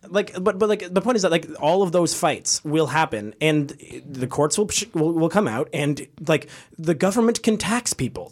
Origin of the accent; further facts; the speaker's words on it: Canada; I'm from Canada